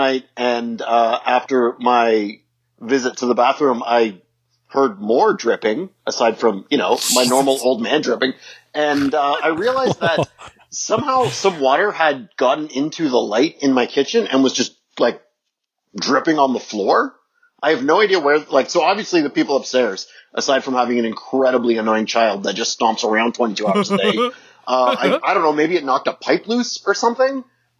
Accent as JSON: {"language": "English", "region": "Ontario", "country": "Canada", "tie": "born or raised there", "said": "I grew up in Ontario, which is very much like Tiny Tim."}